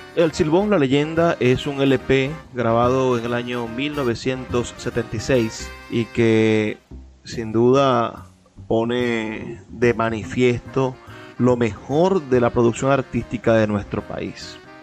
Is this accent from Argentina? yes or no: no; Venezuela